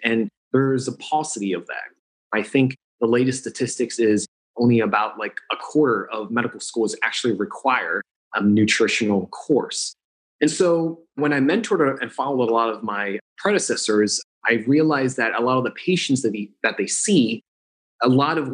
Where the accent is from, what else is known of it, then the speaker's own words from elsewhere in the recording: New Jersey, United States; now in Los Angeles, United States; born and raised in New Jersey